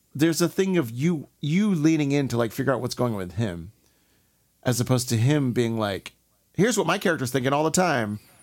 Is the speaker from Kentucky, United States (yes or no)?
no; Houston, Texas, United States; also born or lived in Columbus, Mississippi / Raleigh, North Carolina; I'm from Texas